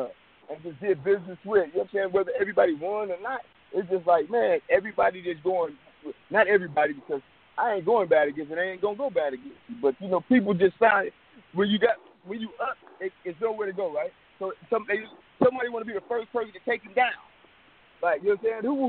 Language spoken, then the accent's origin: English; Richmond, California, United States; I'm really from Richmond